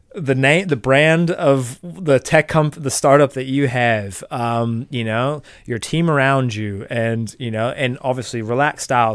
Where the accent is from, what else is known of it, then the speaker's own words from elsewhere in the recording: Marin County, California, United States; moved away as an adult; now in New Zealand; growing up in Marin County, you're growing up in this like affluent, um, you know, progressive Californian